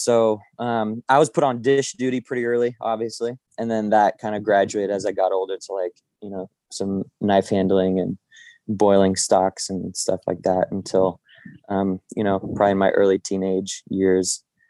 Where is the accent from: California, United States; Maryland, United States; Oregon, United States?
California, United States; Morgan Hill; moved away as an adult; now in Santa Ynez Valley, United States; I grew up in San Jose in a very small town south of there called Morgan Hill.